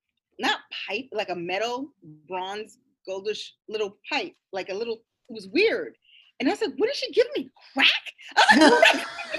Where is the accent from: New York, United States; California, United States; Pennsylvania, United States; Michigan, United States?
New York, United States; New York City; we're here in New York, but we don't know how to buy weed or where to get weed. And I'm a New Yorker.